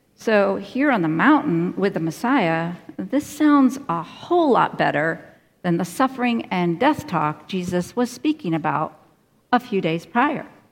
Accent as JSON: {"language": "English", "region": "Finger Lakes region of upstate New York", "country": "United States", "tie": "born or raised there", "moved": "yes", "said": "I grew up in the Finger Lakes region of upstate New York."}